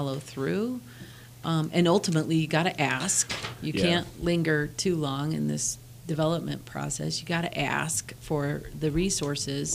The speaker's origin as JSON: {"language": "English", "region": "Western Colorado", "country": "United States", "tie": "born or raised there", "also_born_or_lived": "Denver, Colorado", "moved": "as an adult", "said": "I grew up in Western Colorado."}